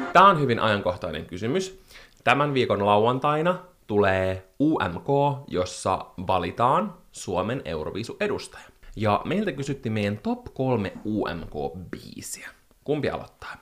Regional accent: Espoo, Uusimaa, Finland; also born or lived in Helsinki; valtaosan elämästäni mä oon asunut Espoossa, ja mä koen, että mä olen espoolainen

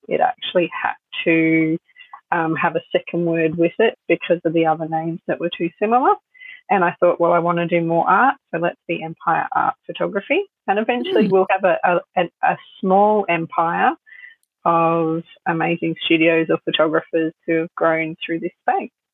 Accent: Sunshine Coast, Queensland, Australia; also born or lived in Melbourne; I was born in Melbourne and my parents moved to the Sunshine Coast when I was two

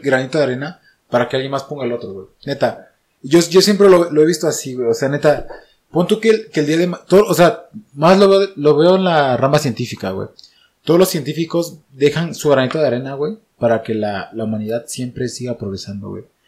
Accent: Oaxaca, Mexico; now in Mexico City, Mexico; desde que yo salí de Oaxaca

